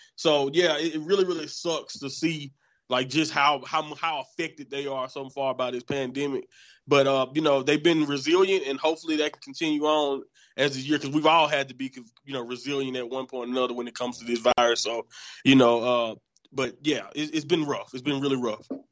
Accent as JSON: {"language": "English", "region": "Southern United States", "country": "United States", "said": "I'm from Southern United States"}